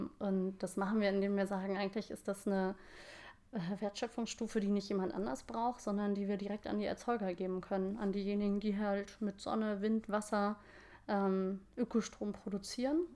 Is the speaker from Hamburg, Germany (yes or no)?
yes; Hamburg, Germany; ich bin äh, echte Hamburgerin